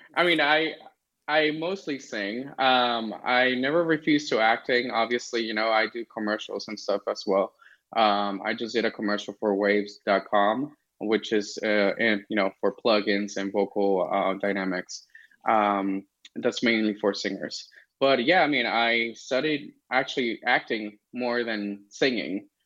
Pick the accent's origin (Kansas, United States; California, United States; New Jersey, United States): California, United States; Los Angeles; moved away as an adult; also born or lived in Las Vegas; I was born here in LA. Um, I'm streaming from LA right now. Um, and I grew up here in California.